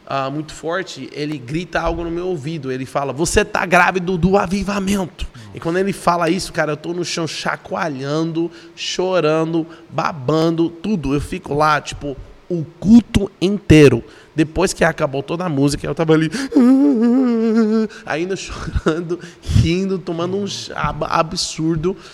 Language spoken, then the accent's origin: Portuguese; Lubbock, Texas, United States; Portuguese is a second language; moved away as an adult; now in Brazil; Eu sou de uma cidade não é tão conhecida, nem tão grande, nem tão pequena também ao mesmo tempo. É 300 mil pessoas